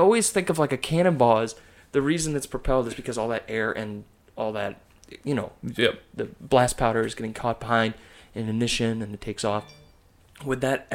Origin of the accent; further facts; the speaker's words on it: Wisconsin, United States; moved away; I grew up in Wisconsin